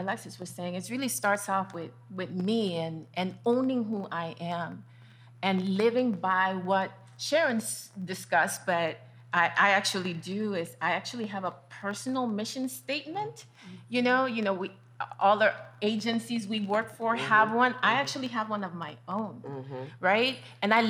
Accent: Panama; moved away; I'm originally from Panama

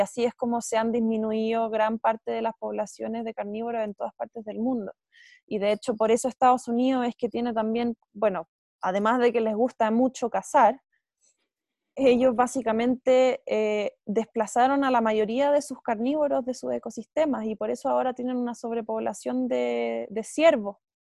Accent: Chile; nosotros como chilenos

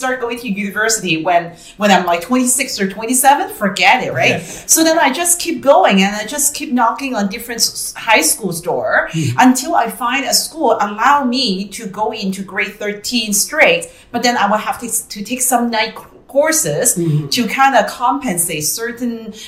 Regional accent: Hong Kong; moved away as an adult; now in Canada; I was born and raised in Hong Kong. I came here to Canada when I was 22 years old.

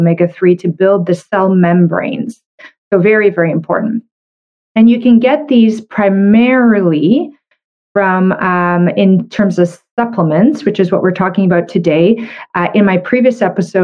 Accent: Canada; I'm a Canadian medical doctor

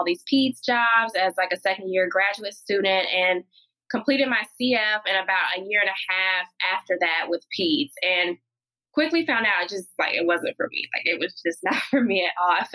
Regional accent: North Carolina, United States; now in Richmond, United States; I was born and raised in North Carolina, so traditional Southern Black upbringing

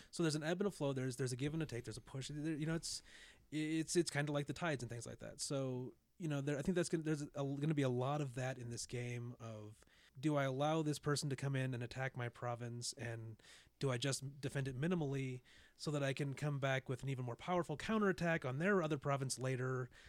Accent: United States; being an American

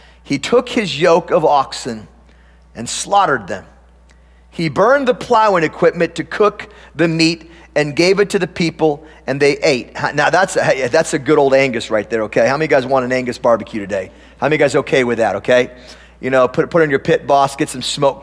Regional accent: Tillamook, Oregon, United States; moved away; I grew up on a farm, and I grew up in Tillamook, Oregon.

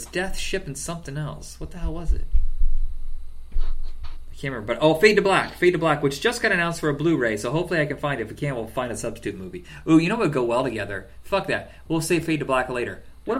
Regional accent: New York, United States; I'm from New York.

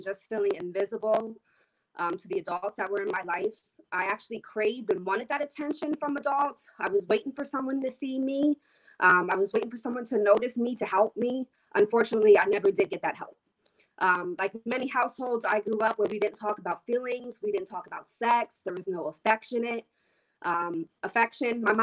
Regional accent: Reading, Pennsylvania, United States; I was raised in Reading by a single mom

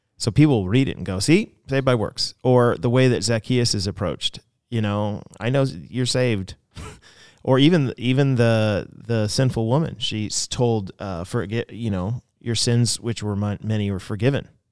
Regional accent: United States; also born or lived in Canada; I was in Canada as an American

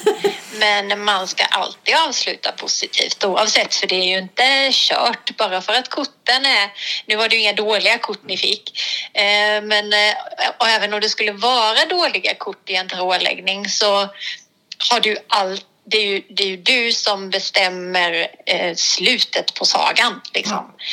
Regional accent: Blekinge, Sweden; also born or lived in Hemsjö / Ryd; jag är faktiskt från Blekinge från början

